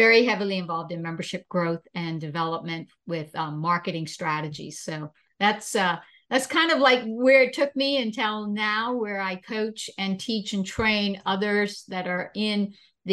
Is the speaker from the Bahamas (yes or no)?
yes; Bahamas; now in United States; born and raised in the islands of the Bahamas